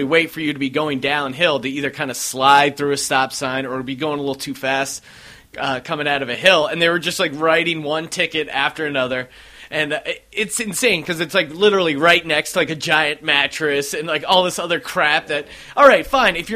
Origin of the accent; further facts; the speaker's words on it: East Coast, United States; moved away as an adult; I'm from the East Coast as well